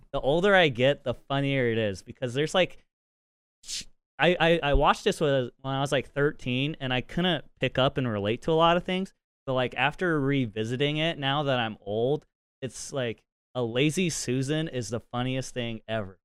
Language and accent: English; Utah, United States; accent: Utah twang; I'm from Utah.